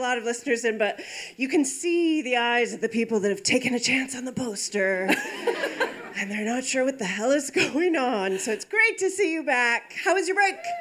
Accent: Pittsburgh, Pennsylvania, United States; I'm from Pittsburgh

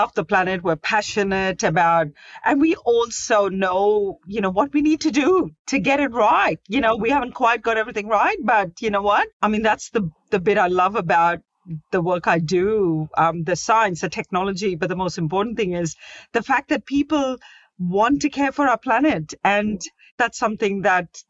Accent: Mumbai, Maharashtra, India; now in Sydney, Australia; I was born in Mumbai.

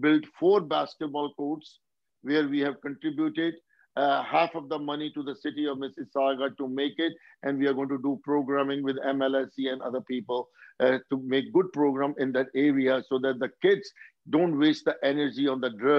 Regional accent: India; now in United States; After I came here from India, you know, first 10 years, I just worked for 100 hours a week

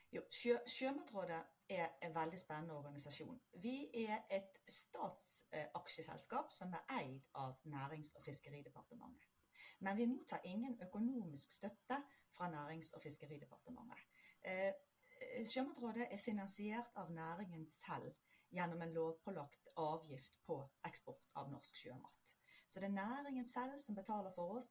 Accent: Bergen, Vestland, Norway; moved away as an adult; now in United States; bakgrunnen min den er som typisk bergenser eh, fra havbyen Bergen

